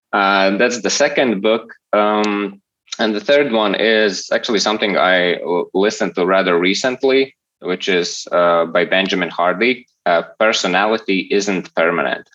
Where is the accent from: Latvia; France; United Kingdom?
Latvia; I'm from Latvia.